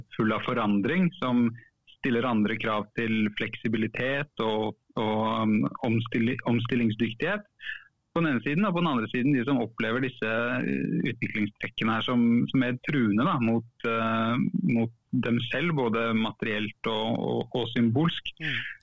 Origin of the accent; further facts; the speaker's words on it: Oslo, Norway; jeg er fra Furuset i Oslo. Mm. Um, vokste opp